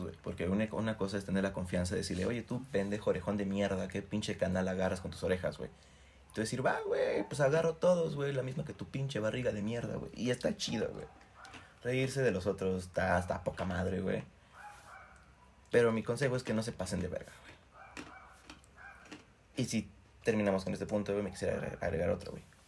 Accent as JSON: {"language": "Spanish", "town": "Cuernavaca", "region": "Morelos", "country": "Mexico", "said": "Somos de Cuernavaca"}